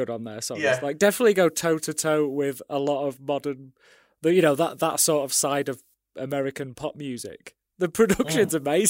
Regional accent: United Kingdom; Because I'm a Brit

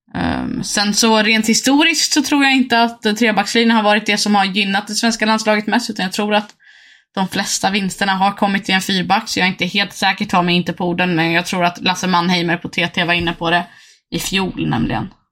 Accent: Uppsala, Uppsala County, Sweden; vi är från Uppsala

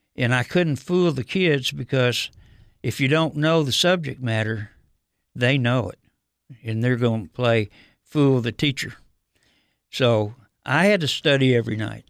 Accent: Detroit, Michigan, United States; moved away; growing up in Detroit, uh, I, I grew up there in the uh, early '50s and '60s.

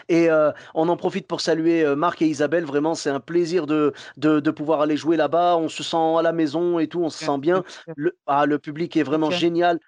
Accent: Clermont-Ferrand, Auvergne-Rhône-Alpes, France; je viens de Clermont-Ferrand

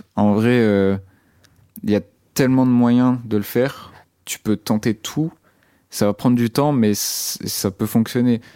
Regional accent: Brittany, France; now in Rennes, France; j'étais souvent au studio aussi dans mon bled, qui c'est un bled euh, en Bretagne

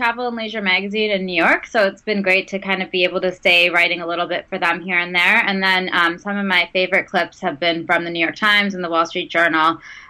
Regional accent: Canada; also born or lived in Saudi Arabia / India / United States; now in South Africa; I was born in Canada, and then I grew up between Canada, Saudi Arabia, India, and a few different places in the U.S., and I was in the States for a while, but now I live in South Africa.

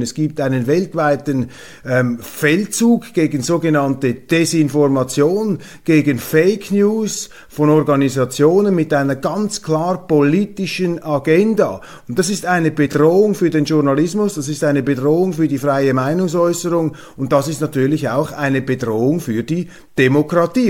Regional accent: Switzerland; als Schweizer

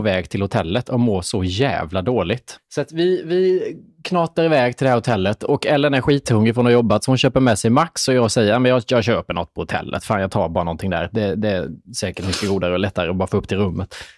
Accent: Småland, Sweden; accent: Småländska; min småländska

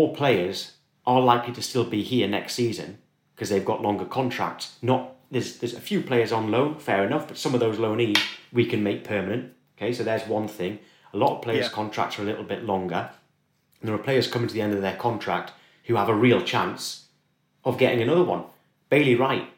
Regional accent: the Northeast, North East England, United Kingdom; We're from the Northeast. We're all straight talking

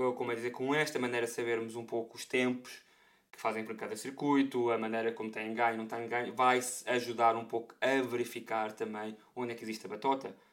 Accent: Portugal; comunidade portuguesa, não é? De onde eu venho

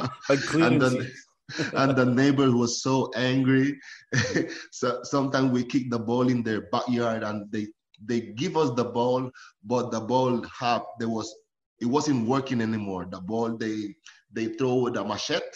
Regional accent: Limón, Costa Rica; moved away; also born or lived in San José, Costa Rica; I born in San Jose, but I grew up in Limon, Costa Rica. That is the Caribbean side.

